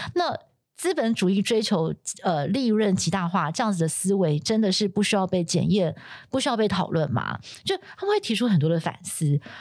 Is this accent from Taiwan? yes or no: yes; Taiwan; 我们就说台湾